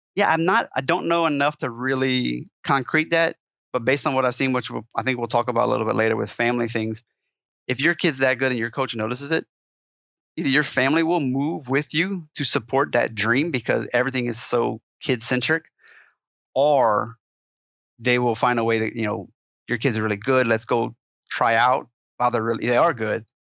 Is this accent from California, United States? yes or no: no; Louisiana, United States; moved away as an adult; also born or lived in Colorado; I'm a Cajun